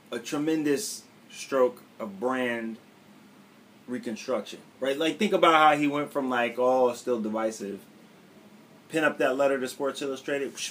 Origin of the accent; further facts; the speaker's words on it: Cleveland, Ohio, United States; now in Ardmore, United States; But I but you know that my mind right now is in Cleveland.